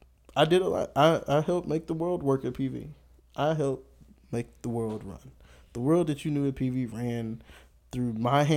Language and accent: English; Houston, Texas, United States; Wasn't born here. I was born in Houston